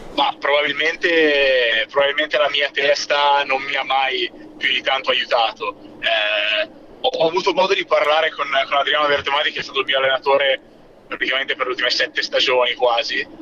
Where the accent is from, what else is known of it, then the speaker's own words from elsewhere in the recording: Siena, Tuscany, Italy; io orgogliosamente sono senese, orgogliosamente sono campagnolo senese